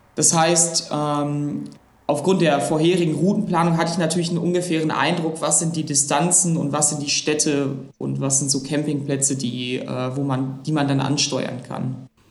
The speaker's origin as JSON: {"language": "German", "town": "Essen", "region": "North Rhine-Westphalia", "country": "Germany", "tie": "born or raised there", "said": "ich bin gebürtiger Essener und lebe auch immer noch in Essen"}